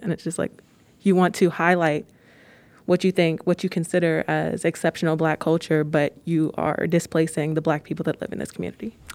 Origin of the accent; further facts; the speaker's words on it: Pittsburgh, Pennsylvania, United States; I am from Pittsburgh. The only time I ever left was to go to undergrad